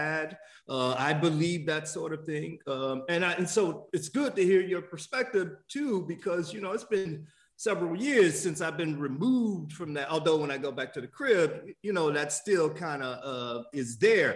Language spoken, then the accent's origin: English; Miami, Florida, United States; I grew up in Miami